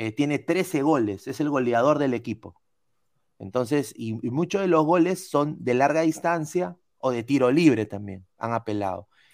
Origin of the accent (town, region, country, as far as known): Peru